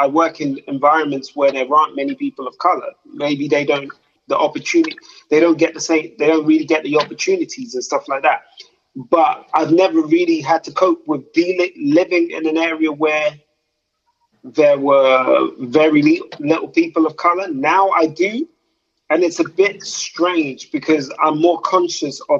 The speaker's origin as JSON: {"language": "English", "region": "London", "country": "United Kingdom", "moved": "yes", "lives_now": "the Midlands, United Kingdom", "said": "I'm originally from London, but right now I live in the Midlands"}